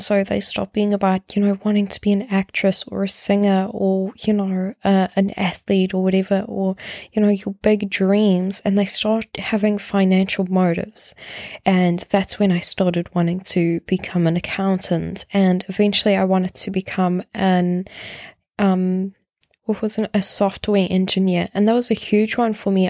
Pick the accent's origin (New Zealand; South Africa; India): South Africa; moved away; I come from South Africa